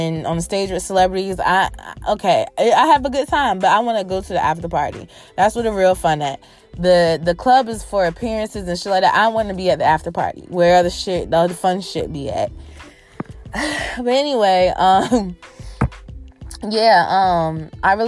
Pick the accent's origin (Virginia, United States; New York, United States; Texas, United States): Virginia, United States; in my hometown, VA, on my birthday weekend